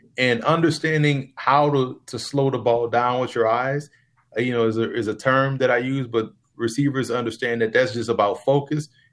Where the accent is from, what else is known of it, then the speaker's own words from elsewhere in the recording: New Orleans, Louisiana, United States; Growing up in New Orleans